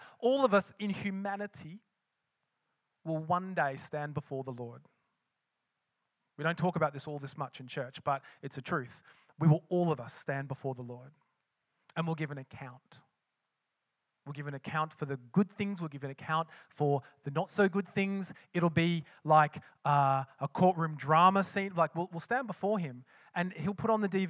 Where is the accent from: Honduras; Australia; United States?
Australia; accent: Australian; now in Scotland; with my accent, betrays that I lived in Australia